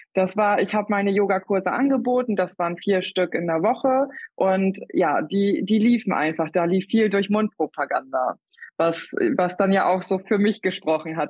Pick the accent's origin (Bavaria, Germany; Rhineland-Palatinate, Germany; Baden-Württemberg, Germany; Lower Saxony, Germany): Lower Saxony, Germany; Wiesmoor; Ich komme aus Wiesmoor. Das ist in Ostfriesland